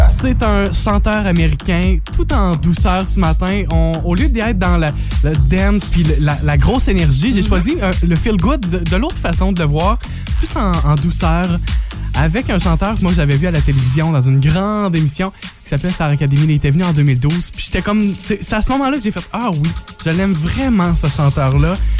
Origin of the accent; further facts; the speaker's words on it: Amqui, Quebec, Canada; chez nous à Amqui